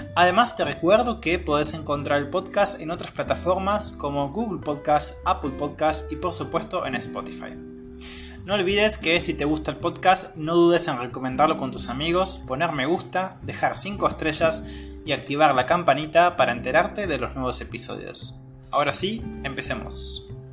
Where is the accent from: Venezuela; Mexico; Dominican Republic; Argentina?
Argentina; soy de Argentina